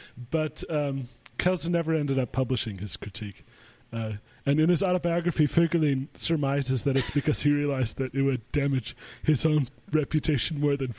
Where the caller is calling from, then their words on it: Austria; since I'm calling in from Austria